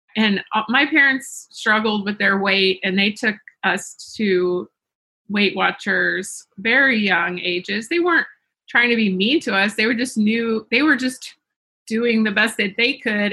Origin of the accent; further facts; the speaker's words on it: the South, United States; I grew up in the South